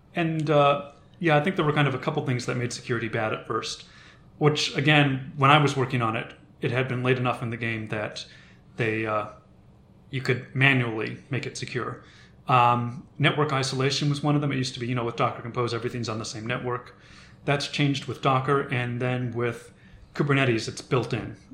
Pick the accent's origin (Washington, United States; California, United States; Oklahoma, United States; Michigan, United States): Washington, United States; Seattle; about my first seven or eight years I was in Seattle